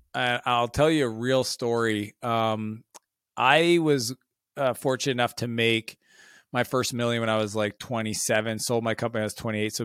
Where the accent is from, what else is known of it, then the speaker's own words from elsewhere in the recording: Canada; I had this fear at being Canadian.